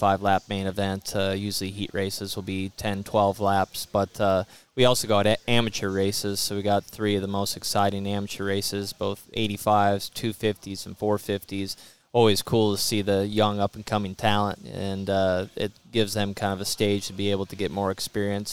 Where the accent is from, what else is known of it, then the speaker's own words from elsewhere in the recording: Washington, United States; We lived out in the country. I'm from Washington State, and so we're way out in the country